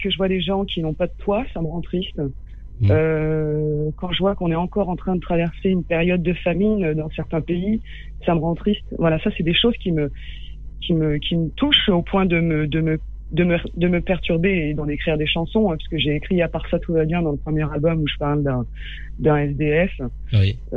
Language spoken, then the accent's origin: French; Baghdad, Baghdad Governorate, Iraq; ah, J'ai grandi à Bagdad.